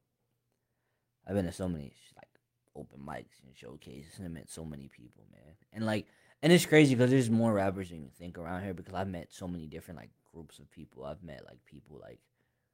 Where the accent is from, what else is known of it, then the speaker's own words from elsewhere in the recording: Harrisburg, Pennsylvania, United States; I'm from Harrisburg. I ain't from nowhere else. I've never been nowhere else. Like, I'm born and raised Harrisburg.